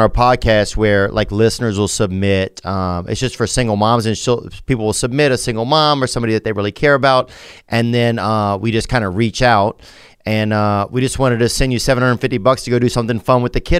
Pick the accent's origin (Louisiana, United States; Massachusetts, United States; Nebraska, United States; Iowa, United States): Louisiana, United States; also born or lived in Nashville; now in Los Angeles, United States; I'm from Louisiana, but I live right now in Los Angeles and Nashville.